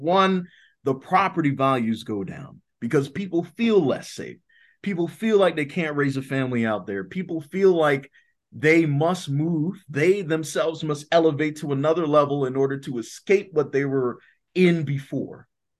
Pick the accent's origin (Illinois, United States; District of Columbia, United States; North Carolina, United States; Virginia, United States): District of Columbia, United States; Washington; yeah, I was born and raised in Southeast DC, there is a stigma to that.